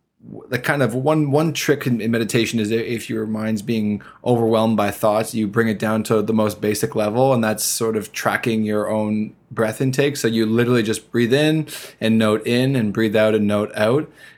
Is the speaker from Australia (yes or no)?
no; Canada